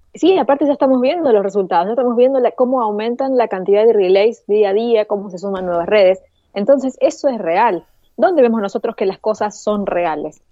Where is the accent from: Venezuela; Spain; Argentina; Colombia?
Argentina; Acá en Argentina